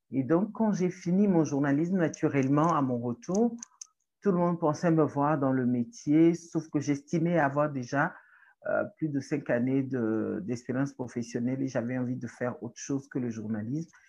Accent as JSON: {"language": "French", "country": "Togo", "said": "Euh, je suis togolaise euh, chargée de communication"}